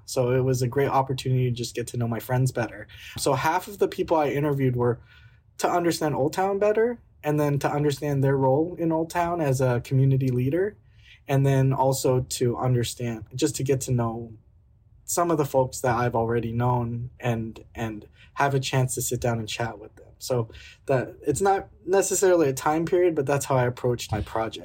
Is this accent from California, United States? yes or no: yes; California, United States; moved away as an adult; now in Portland, United States; i'm from california